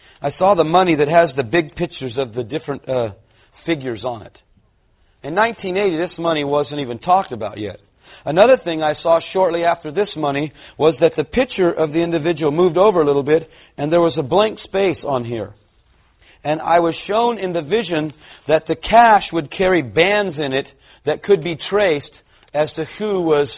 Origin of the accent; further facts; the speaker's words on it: California, United States; I'm a Californian